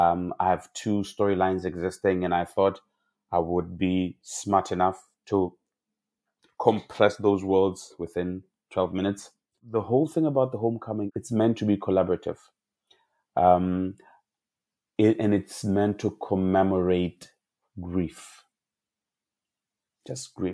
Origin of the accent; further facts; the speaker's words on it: South Africa; I grew up in South Africa